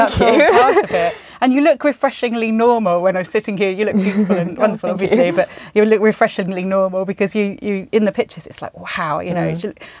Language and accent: English; Spain; So I grew up in Spain, and everyone there was really confident when I moved there, and because they were all these international school kids.